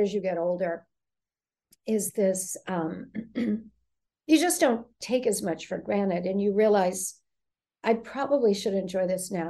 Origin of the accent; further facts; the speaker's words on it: Connecticut, United States; She was from Connecticut. I'm from Connecticut. Nobody's saying a word.